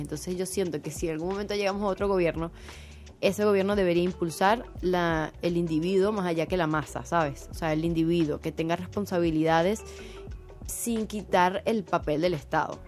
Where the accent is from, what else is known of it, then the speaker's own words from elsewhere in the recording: Maracaibo, Zulia, Venezuela; yo soy maracucha antes que venezolana